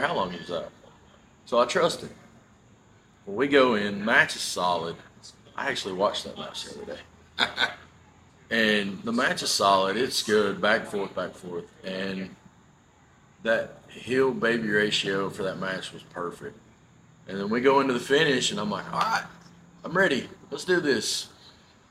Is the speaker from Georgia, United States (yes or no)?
yes; Calhoun, Georgia, United States; I grew up in Calhoun, which is just not even maybe 30 minutes from here